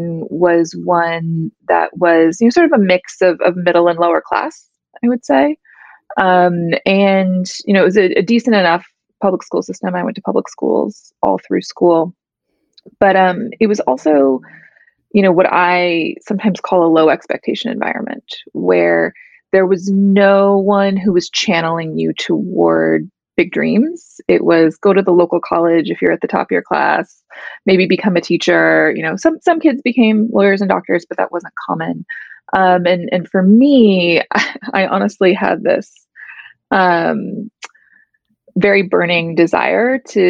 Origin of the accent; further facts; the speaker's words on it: small town outside St. Louis, Missouri, United States; I grew up in a small town about 15, 20 minutes outside of St. Louis, Missouri